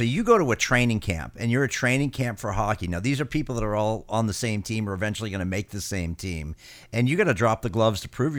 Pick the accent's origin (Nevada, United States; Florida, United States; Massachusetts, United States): Massachusetts, United States; Boston; I'm from Boston